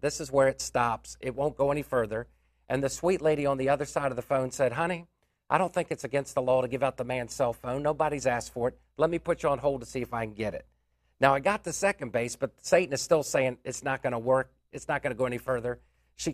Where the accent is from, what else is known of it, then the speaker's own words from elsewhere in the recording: Washington, District of Columbia, United States; my hometown of Washington, D.C.